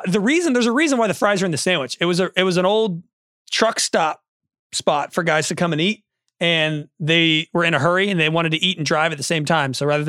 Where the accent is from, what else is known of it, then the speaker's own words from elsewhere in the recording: California, United States; I went to school in San Diego. I'm from California.